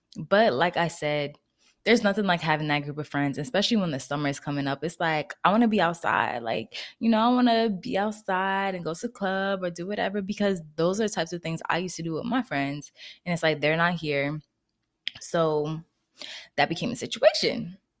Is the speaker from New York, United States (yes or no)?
no; New Jersey, United States; moved away as an adult; also born or lived in Florida; I moved back to Jersey where I'm originally from